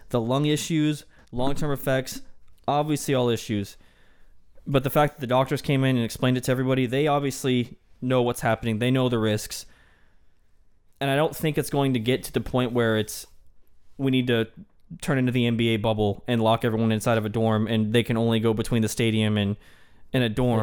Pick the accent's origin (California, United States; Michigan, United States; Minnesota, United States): Michigan, United States; I'm from Michigan